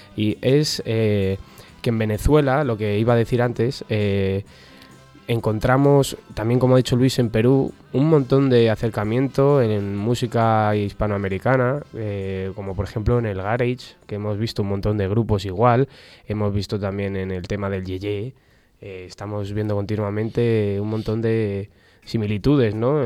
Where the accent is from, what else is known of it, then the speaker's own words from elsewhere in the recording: Spain; nuestra España cañí de aquellos años